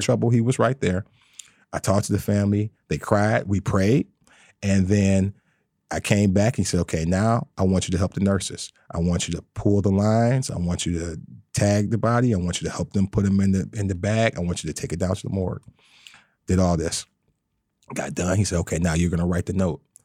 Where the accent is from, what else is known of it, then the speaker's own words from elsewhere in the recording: Detroit, Michigan, United States; I'm born and raised in Detroit